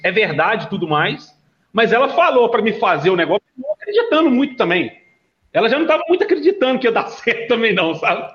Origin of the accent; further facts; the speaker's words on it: Sete Lagoas, Minas Gerais, Brazil; que sou de Sete Lagoas